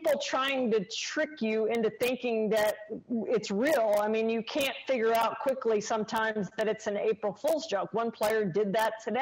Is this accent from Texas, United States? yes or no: yes; Houston, Texas, United States; I grew up in the Houston area